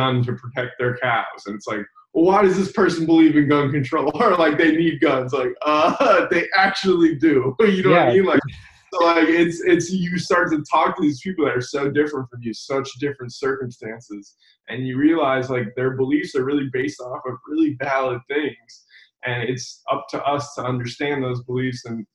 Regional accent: Boca Raton, Florida, United States; also born or lived in Miami, Florida; I was raised in like Palm Beach County, like Boca Raton, Delray area

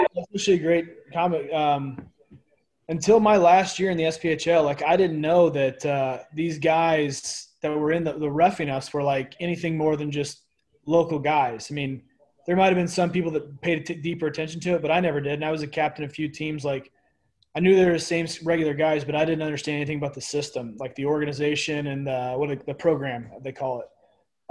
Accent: Pekin, Illinois, United States; moved away as an adult; I grew up in Illinois. Uh, just played minor, just minor hockey around. Uh, it's called Pekin, Illinois, small town outside of Peoria

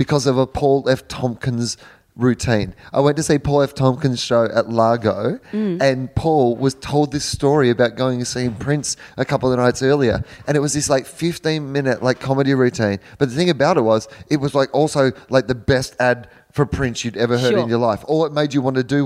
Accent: Australia; I'm 40 years old and because I'm an Australian

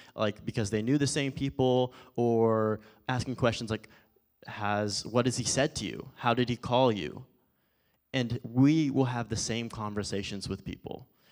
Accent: Forney, Texas, United States; also born or lived in Phoenix, Arizona; when I lived out in Forney, obviously Forney's kinda big now, but initially when I was out in Forney, if I traveled around Dallas or when I went to Phoenix to go to college or anything, if I told someone where I was at, I said, "I'm from Dallas."

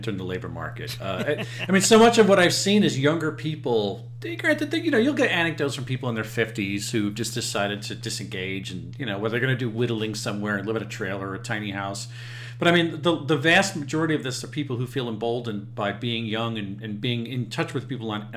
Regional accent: Long Island, New York, United States; I grew up on Long Island

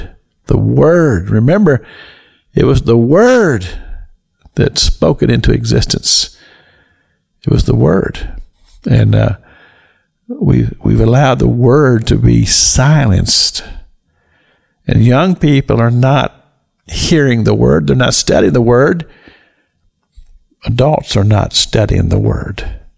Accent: Kentucky, United States; moved away; And I'm so thankful that God chose to let me be born in the United States of America in the state of Kentucky. I don't live there now, but I do own property still there.

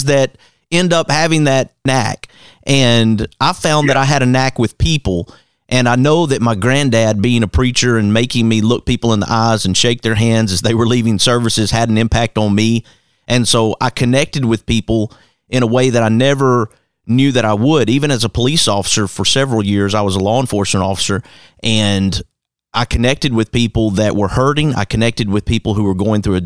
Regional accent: Hueytown, Alabama, United States; that same yard that I was growing up in Hueytown, Alabama

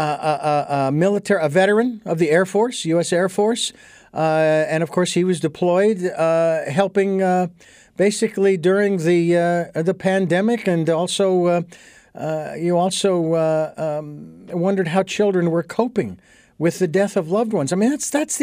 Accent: Phoenix, Arizona, United States; growing up in Phoenix, not only the street that I grew up on

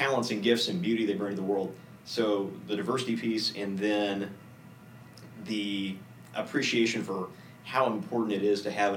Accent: Texas, United States; moved away as an adult; also born or lived in Minot, North Dakota; I grew up in Texas my whole life

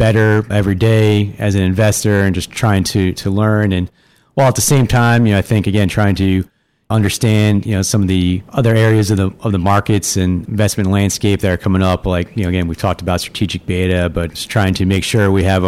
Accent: Long Island, New York, United States; I'm growing up on Long Island, so grew up a diehard Yankees fan

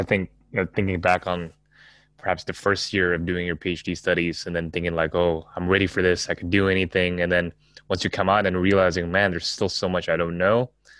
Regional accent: Jakarta, Indonesia; also born or lived in Singapore; Just thinking about my own Asian context and growing up in Jakarta, Singapore, and also knowing some of the church backgrounds here and the seminaries here

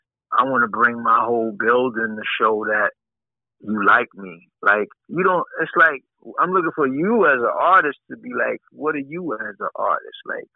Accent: Bronx, New York, United States; when, you know, I came from the Bronx, me and Dad, we had people roll with us. We had our whole projects roll with us to a show

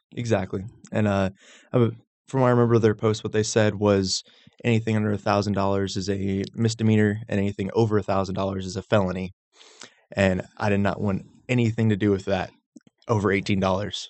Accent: Knoxville, Tennessee, United States; moved away; also born or lived in Roswell, Georgia; I grew up in Knoxville, but they moved down, so it's it's kind of a split

